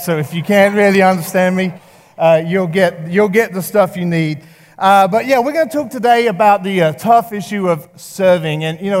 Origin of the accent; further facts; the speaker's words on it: England, United Kingdom; moved away; I grew up in England, if you didn't know, and I've been here 15 years.